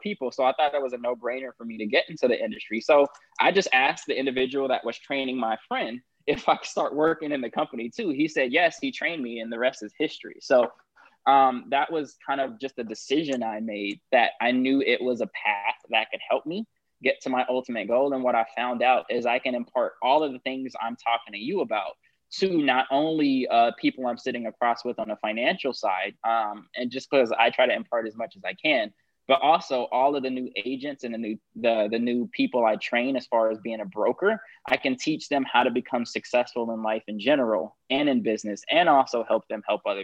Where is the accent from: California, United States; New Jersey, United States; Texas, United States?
California, United States; Los Angeles; I grew up in South